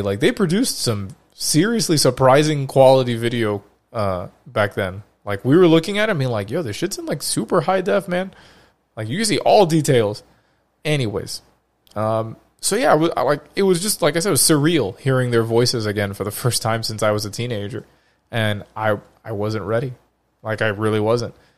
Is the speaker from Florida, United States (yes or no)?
yes; Florida, United States; Florida, my home state.